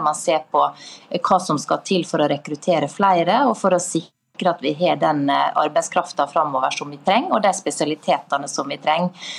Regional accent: Møre og Romsdal, Norway; Møre og Romsdal, der jeg kommer fra

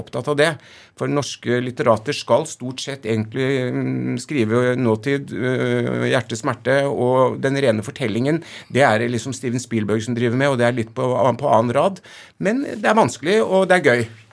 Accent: Oslo, Norway; jeg er fra Oslo vest

